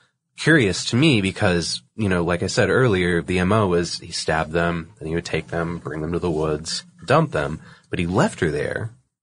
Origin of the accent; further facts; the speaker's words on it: Massachusetts, United States; I chose one from, you know, the neck of the woods that I grew up in, which is, you know, I'm from Massachusetts. I went to school in New Hampshire.